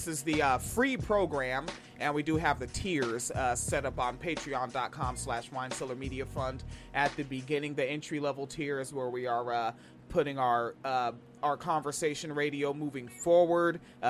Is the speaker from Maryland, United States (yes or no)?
no; Tacoma, Washington, United States; I'm from Tacoma.